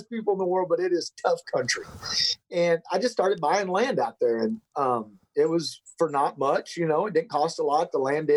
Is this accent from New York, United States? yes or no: no; Nebraska, United States; also born or lived in Belton/Temple/Killeen area, Texas; now in Texas, United States; When I was eight, we moved to Nebraska. And that's where I, from the time I was, that's what I consider where I grew up. From 8 to 18, we were in Nebraska.